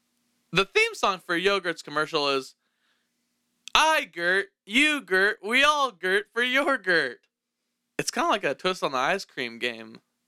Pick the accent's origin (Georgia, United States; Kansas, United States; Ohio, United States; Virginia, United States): Kansas, United States; I'm from Kansas. This is a breadbasket of the world